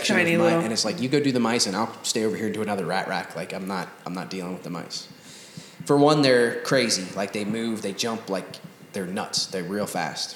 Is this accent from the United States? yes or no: yes; Cincinnati, Ohio, United States; also born or lived in Norwood, Ohio / Newtonsville, Ohio; I'm from the east side of Cincinnati, the same place my big brother's from